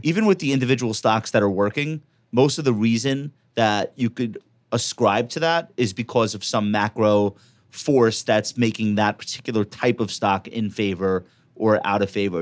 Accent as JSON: {"language": "English", "region": "New York", "country": "United States", "said": "I'm a New Yorker"}